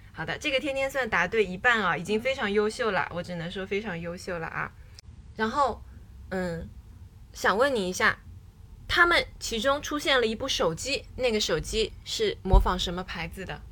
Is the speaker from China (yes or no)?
yes; China; 我是一个从小在中国长大的小朋友